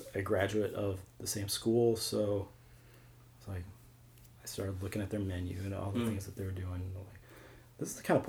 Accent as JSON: {"language": "English", "town": "St. Louis", "region": "Missouri", "country": "United States", "tie": "born or raised there", "also_born_or_lived": "Kirksville, Missouri / New York", "said": "I grew up in St. Louis. Grew up in Baldwin, moved to Fenton, then went to Truman State in Kirksville, then moved back here for a while."}